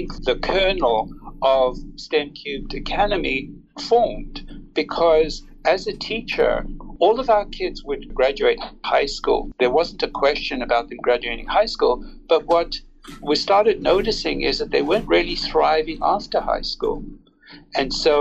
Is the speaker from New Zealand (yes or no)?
no; South Africa; now in California, United States; I was born in South Africa. I've lived here more than half my life in the United States and in California.